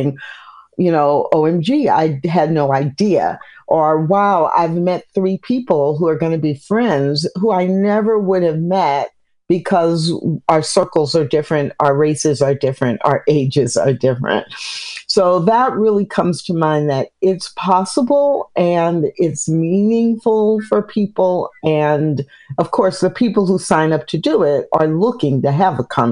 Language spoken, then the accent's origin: English; Midwest, United States; also born or lived in Missouri / Illinois / Kansas; now in Texas, United States; I live in Texas, but I grew up in the Midwest, Missouri, Illinois, Kansas